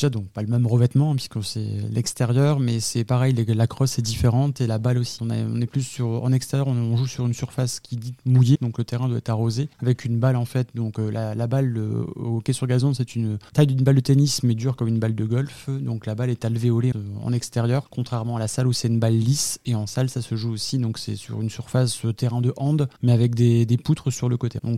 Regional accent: Lille, Hauts-de-France, France; moved away; je suis originaire du nord de la France, de Lille, où là notre sport est plus répandu en fait dans cette partie-là de la France. Et donc suite à, un déménagement en fait en 2015 en fait dans l'Occitanie

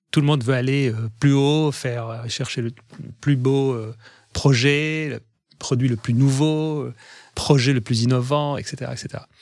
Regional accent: France; pour moi, je suis français, je suis, j'ai mon pays, j'ai ma patrie, j'ai mon, mes racines sont en France

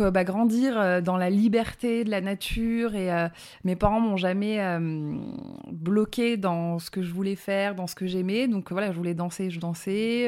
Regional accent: Drôme, Auvergne-Rhône-Alpes, France; accent: petit accent (southern); also born or lived in Bourgoin-Jallieu, Isère; j'ai grandi dans le sud de la France, dans la Drôme, donc d'où le petit accent

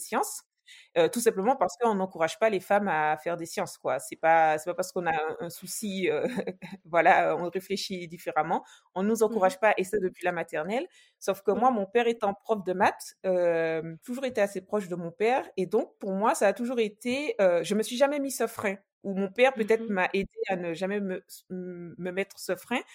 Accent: Martinique; moved away as an adult; also born or lived in Metropolitan France; now in France; j'ai grandi en Martinique, je pense que ça mmh s'entend un petit peu

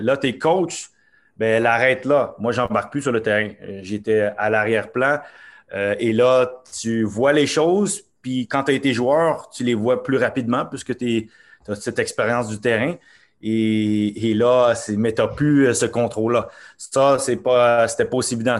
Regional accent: Montreal, Quebec, Canada; also born or lived in Norway; je suis né à Montréal et euh, mes parents sont d'origine haïtienne

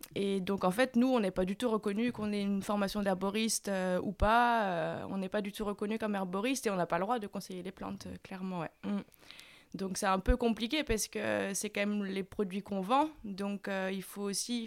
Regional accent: Saint-Malo, Brittany, France; moi je venais de Saint-Malo

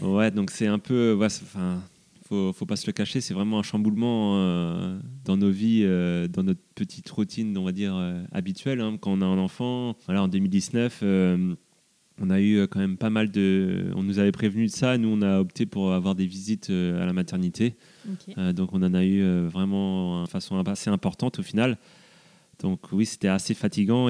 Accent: south of Rennes, Brittany, France; je suis originaire du sud de Rennes

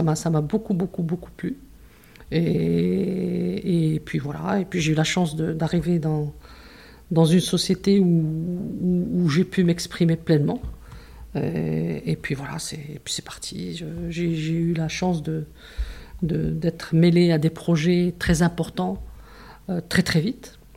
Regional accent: Casablanca, Casablanca-Settat, Morocco; also born or lived in Tangier / Marrakesh / Toulouse; on est arrivé à Casa, je devais avoir 8-9 euh, ans. Et je suis restée à Casa donc depuis ce moment-là

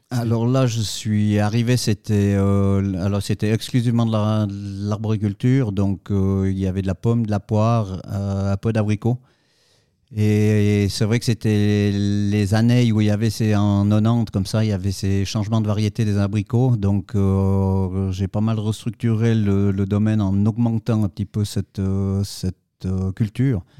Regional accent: Saillon, Valais, Switzerland; je suis originaire de Saillon, en Valais

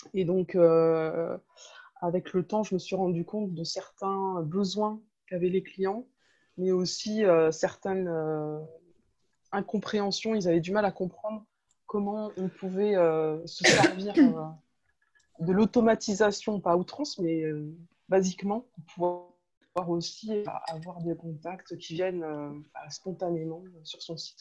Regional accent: France; moved away as an adult; also born or lived in Nancy / Thonon-les-Bains; pour nous euh, français

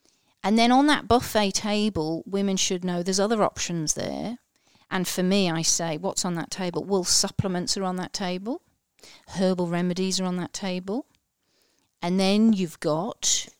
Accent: Liverpool, North West England, United Kingdom; I'm a Scouser originally, so he's from Liverpool in England

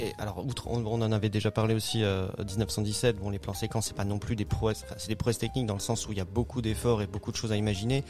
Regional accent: Alsace, Grand Est, France; ça m'a touché en tant qu'Alsacien

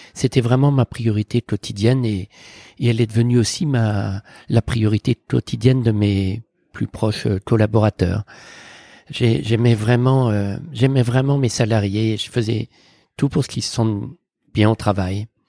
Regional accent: near Morlaix, Brittany, France; moved away; j'ai grandi en Bretagne avec mes parents, mon frère et ma sœur, dans un petit village près de Morlaix, à Tolé exactement

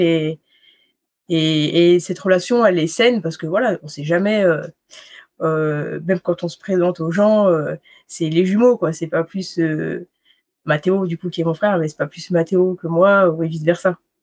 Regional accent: Bourg-Saint-Maurice, Auvergne-Rhône-Alpes, France; moi j'arrive euh, du fin fond de la Savoie, des Bourg-Saint-Maurice, mmh dans la vallée de la Haute-Tarentaise. Et mmh, puis j'ai jamais trop quitté Bourg-Saint-Maurice

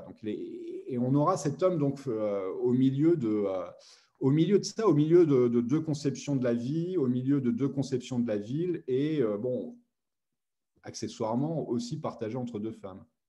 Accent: Metz, Grand Est, France; moi je venais de Metz, hein, je n'ai pas de Paris

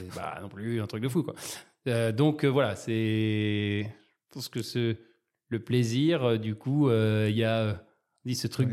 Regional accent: Marseille, Provence-Alpes-Côte d'Azur, France; Je suis né à Marseille.

